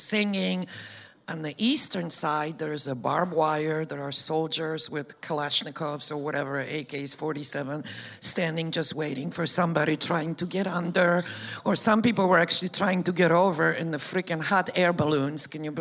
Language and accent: English; Poland; moved away; So I was born and raised in Poland.